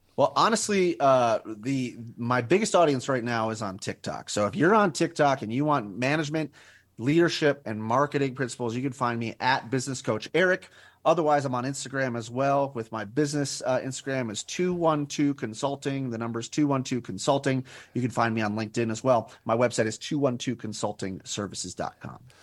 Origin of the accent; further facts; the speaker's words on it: Albuquerque, New Mexico, United States; moved away as an adult; also born or lived in Northwest Ohio; I was born and raised in Albuquerque, New Mexico, and then spent twenty years in Northwest Ohio